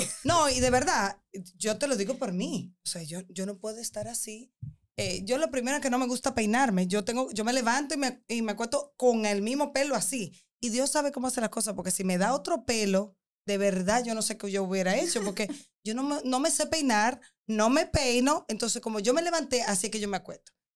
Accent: Dominican Republic; nosotras como mujeres y más como dominicanas

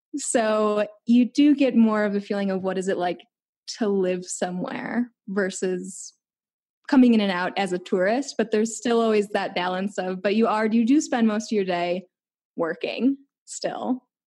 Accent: Chicago, Illinois, United States; moved away; I'm from Chicago

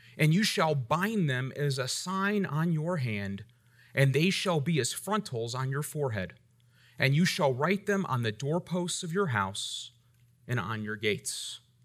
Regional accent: United States; I'm grateful for my rights as an American.

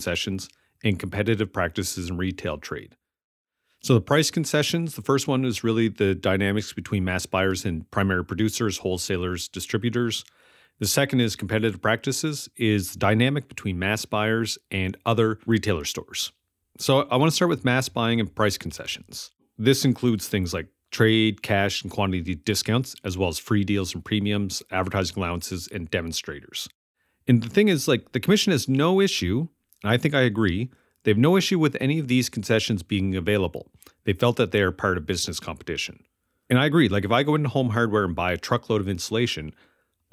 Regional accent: Amherst, Nova Scotia, Canada; moved away; When I moved back to Amherst, Nova Scotia after 15 years away, something had changed.

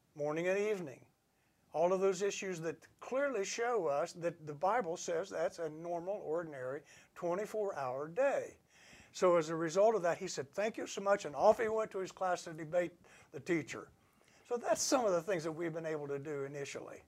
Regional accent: Ohio, United States; my hometown in Ohio

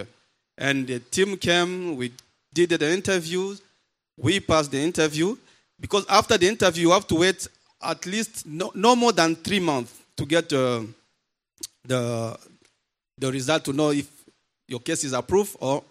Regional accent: DR Congo; moved away as an adult; also born or lived in Uganda; now in San Diego, United States; I'm from Democratic Republic of Congo

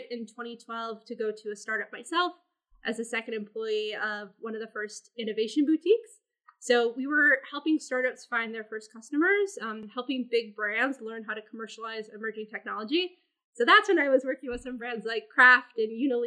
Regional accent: Minnesota, United States; moved away as an adult; now in New York, United States; grew up in Minnesota, which you only really hear when I say I'm from Minnesota

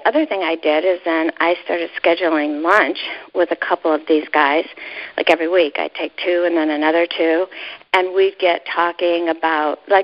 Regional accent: Ohio, United States; I was brought up in Ohio

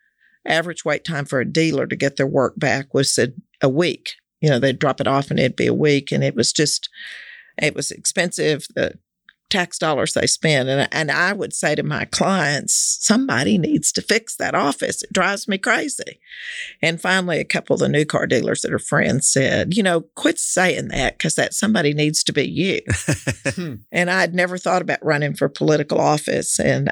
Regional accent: Fort Worth, Texas, United States; Yeah, I grew up in Fort Worth. I was born here.

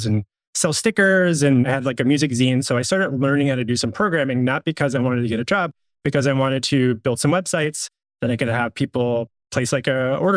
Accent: California, United States; moved away as an adult; now in Portland, United States; I grew up in California. I moved to Portland in the summer of 2000

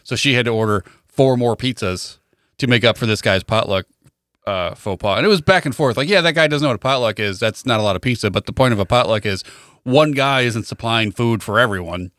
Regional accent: Wilmington, United States; I am from Wilmington

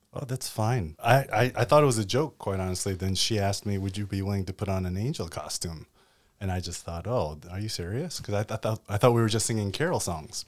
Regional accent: United States; now in Australia; as an American, as well as as a Korean, uh, someone who's always been part of the Asian immigrant church

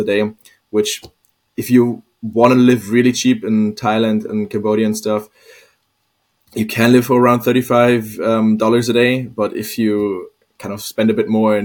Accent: Hamburg, Germany; moved away as an adult; now in Copenhagen, Denmark; I'm actually from Hamburg

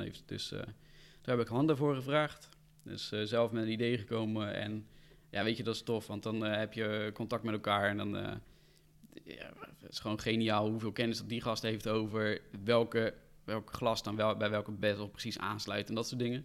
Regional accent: Rotterdam, South Holland, Netherlands; Ik kom uit Rotterdam

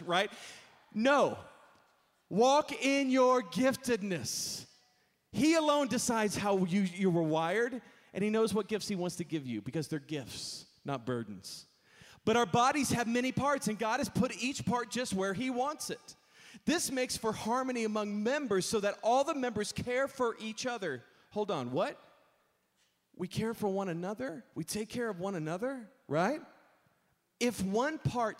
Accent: Texas, United States; I grew up in Texas

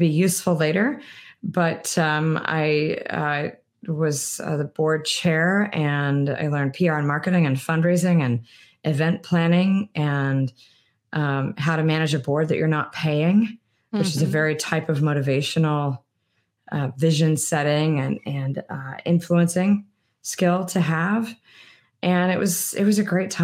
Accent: East Coast, United States; moved away as an adult; also born or lived in Washington, D.C.; I'd live my whole life on the East Coast

